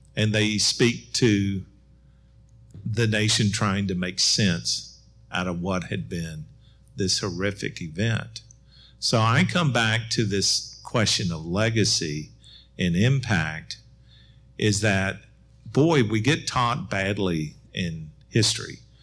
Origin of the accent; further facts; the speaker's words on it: Murfreesboro, Tennessee, United States; I grew up in Murfreesboro, so just across the way.